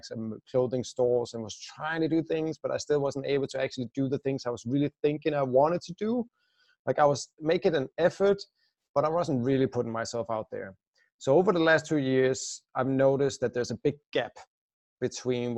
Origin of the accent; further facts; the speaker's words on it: Denmark; moved away as an adult; I'm originally Danish, or I still am, of course, but I left my home country 5 years ago now